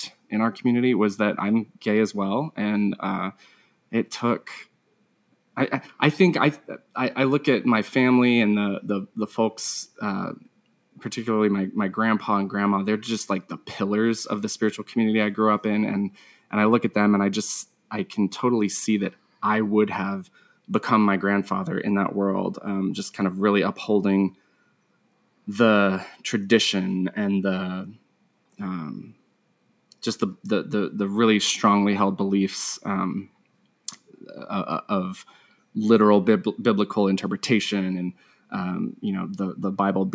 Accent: Asheville, North Carolina, United States; I grew up in North Carolina, Asheville, North Carolina

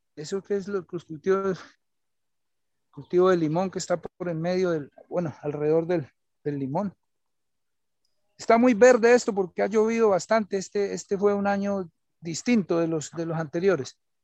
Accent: Colombia

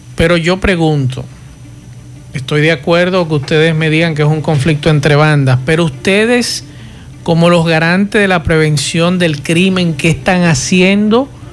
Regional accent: Dominican Republic

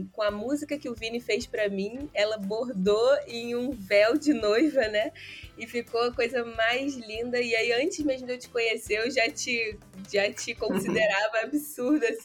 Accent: Rio de Janeiro, Brazil; accent: carioca; Mas eu sou do Rio de Janeiro, nasci, é, cresci no interior e vim estudar no Rio, né? Então, hoje meu, meu sotaque tá bem, bem carioca mesmo.

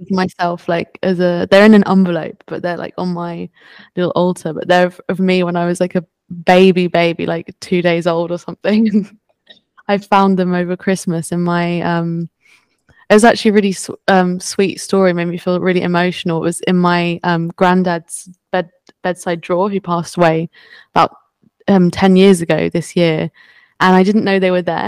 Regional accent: France; I was born in France

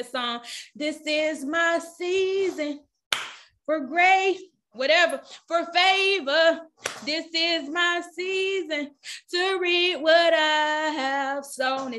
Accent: the South, United States; I'm from the South

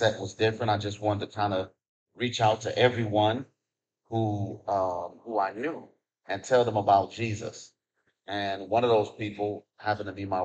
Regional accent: Cleveland, Ohio, United States; my wife and I, we're both originally from Cleveland, Ohio. Met when we were in high school

